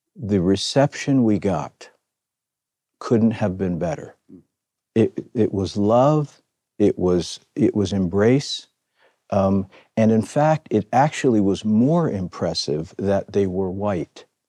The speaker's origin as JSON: {"language": "English", "town": "Philadelphia", "region": "Pennsylvania", "country": "United States", "tie": "born or raised there", "said": "I was born and raised in Philadelphia"}